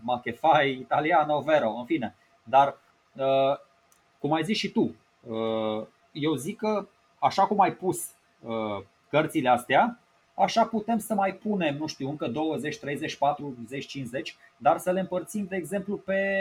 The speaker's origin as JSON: {"language": "Romanian", "country": "Romania"}